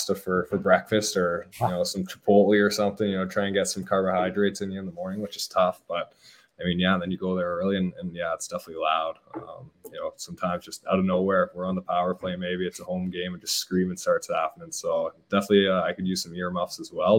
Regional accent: Hamilton, Ontario, Canada; I was actually born in Hamilton

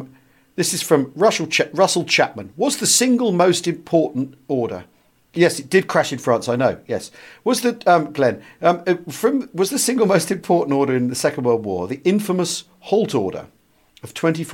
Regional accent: Bedford, East of England, United Kingdom; Because I grew up around Bedford where there's these enormous Cardington hangars that were built for the R101.

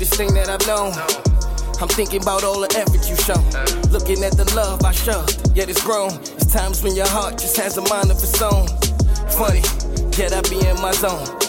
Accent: New York, United States; moved away as an adult; now in Atlanta, United States; I'm from New York.

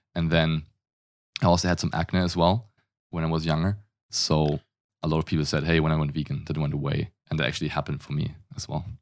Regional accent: Germany; accent: German; English is a second language; I'm German. If you can't tell from the accent, I grew up in Germany

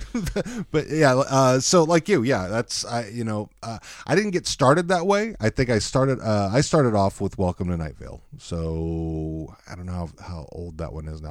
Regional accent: Texas, United States; also born or lived in Dallas; now in Seattle, United States; I grew up in Texas

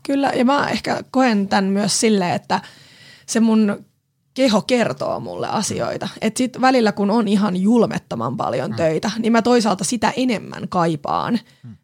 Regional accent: Pori, Satakunta, Finland; moved away as an adult; also born or lived in Helsinki capital region; now in Vantaa, Finland; mä oon porilainen, porilaistaustainen nainen, mutta oon asunut täällä pääkaupunkiseudulla nyt sit jo yli 10 vuotta

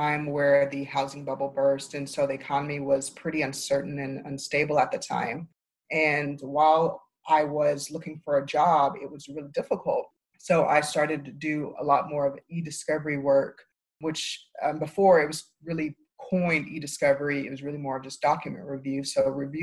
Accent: Tulsa, Oklahoma, United States; moved away as an adult; now in Dallas, United States; I am originally from Tulsa, Oklahoma, and that's where I went to law school

